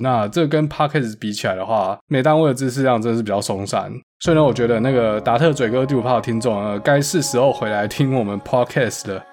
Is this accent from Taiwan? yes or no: yes; Taiwan; 他知道我是台湾的嘛